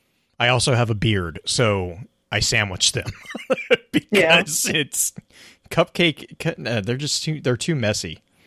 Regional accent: Texas, United States; moved away; growing up in Texas

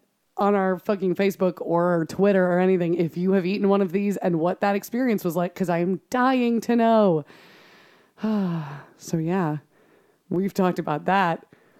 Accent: Wisconsin, United States; we're from Wisconsin. We've lived here for like ostensibly our whole lives.

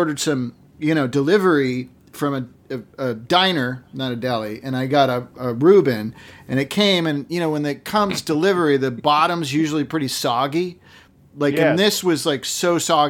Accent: Sherborn, Massachusetts, United States; when I grew up in Sherbourne

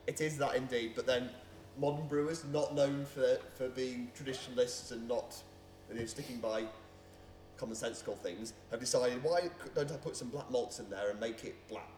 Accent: Leek, West Midlands, United Kingdom; I grew up in Leek, which is just across the border in Staffordshire.

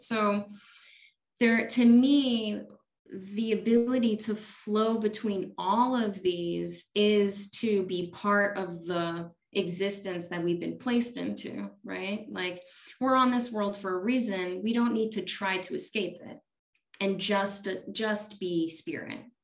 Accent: Chicago, Illinois, United States; also born or lived in India; now in Tucson, United States; I grew up in Chicago

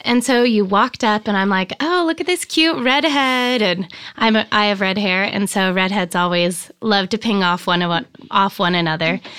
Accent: Sparks, Nevada, United States; moved away as an adult; also born or lived in Reno, Nevada / Florence, Italy / San Diego, California / Laguna Beach, California; now in Big Sur, United States; I grew up, um, in a little town called Sparks, Nevada

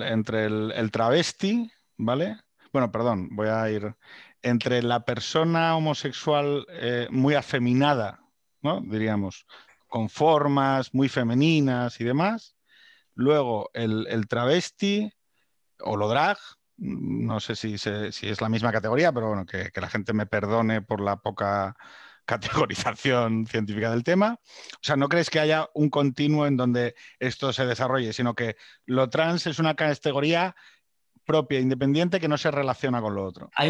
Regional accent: Jaén, Andalusia, Spain; Oiga, que soy de Jaén, pero que, soy algo más, ¿no? Que, andaluz.

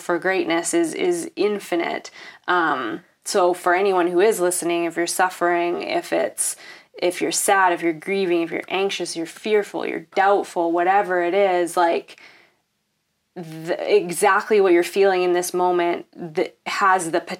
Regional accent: Canada; Am I being Canadian?

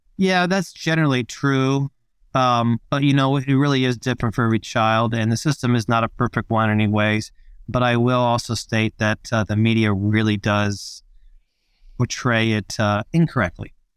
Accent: Australia; I'm from Australia.

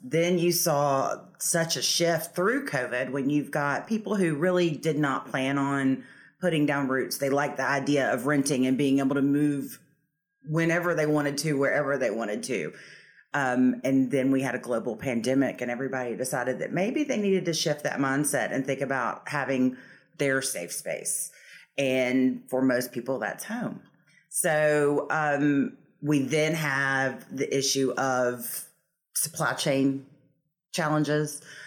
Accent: Nashville, Tennessee, United States; now in Savannah, United States; I'm from Nashville, Tennessee, uh, but I made my way to Savannah many moons ago. I've lived here longer than I lived in Tennessee, so this is now home

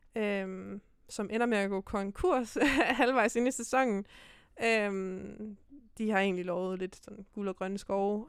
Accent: Silkeborg, Central Denmark Region, Denmark; also born or lived in Herning; Så rykkede jeg et år mere til Silkeborg, hjem igen

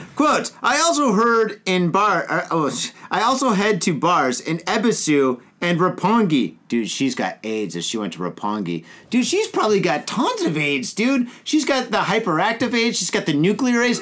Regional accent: Detroit, Michigan, United States; now in Japan; I'm from Detroit

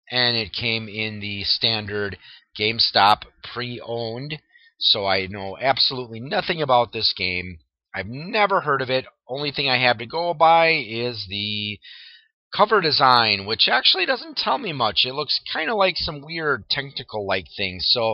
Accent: Wisconsin, United States; I'm from Wisconsin, so hey, you know, cow country.

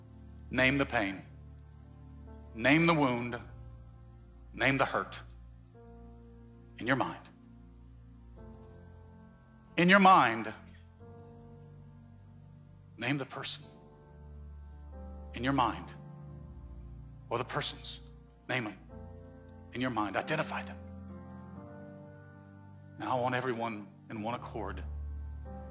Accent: Mississippi, United States; I'm from Mississippi.

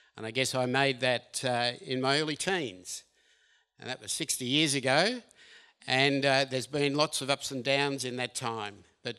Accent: Bendigo, Victoria, Australia; I was one of three boys with mum and dad. We grew up in Bendigo and we attended a Methodist church there.

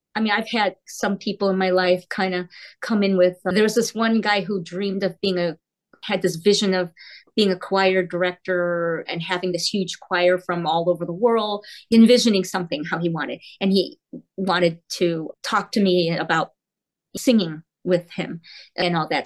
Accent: South Korea; now in United States; I was born in Korea. So we're from Korea. We're immigrants and we're now American citizens.

